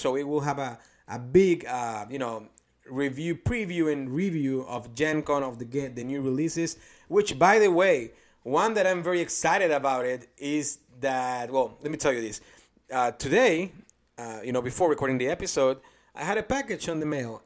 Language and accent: English; Mexico; first language Spanish; English is a second language; now in Indianapolis, United States; from the small town that I came from in Mexico